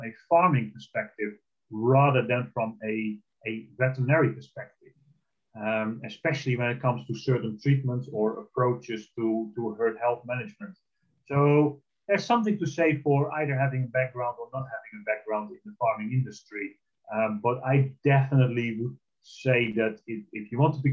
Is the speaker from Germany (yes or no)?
no; Netherlands; moved away; I'm originally from the Netherlands, I'm Dutch